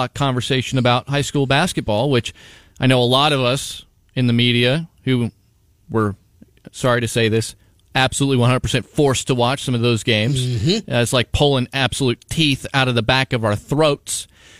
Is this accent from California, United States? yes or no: no; Ottumwa, Iowa, United States; I mean, I'm from Ottumwa.